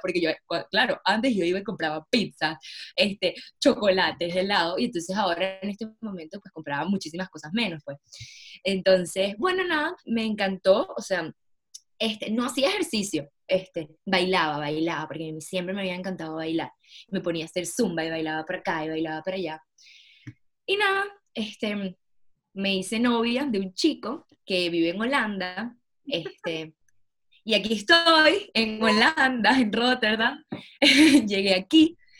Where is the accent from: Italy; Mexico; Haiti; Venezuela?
Venezuela; moved away as an adult; also born or lived in Barcelona, Spain; Soy de Venezuela y emigré de Venezuela con 19 años, me fui a vivir a Barcelona solita.